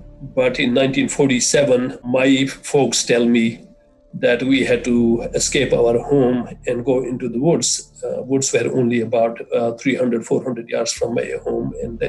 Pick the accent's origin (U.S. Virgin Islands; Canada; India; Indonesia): India; Jammu and Kashmir; As you said, I was born and raised in Kashmir. Any Kashmiri would tell you that Kashmir is our life.